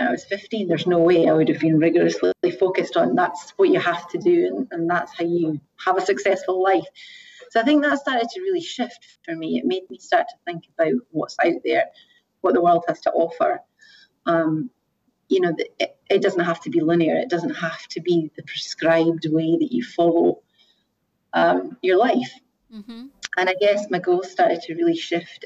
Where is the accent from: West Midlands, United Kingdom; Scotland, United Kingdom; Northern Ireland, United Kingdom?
Scotland, United Kingdom; moved away as an adult; also born or lived in Asia; originally from Scotland